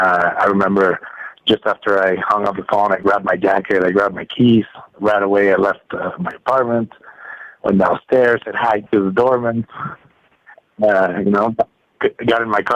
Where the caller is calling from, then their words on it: Mexico City, Mexico; I'm calling from Mexico City.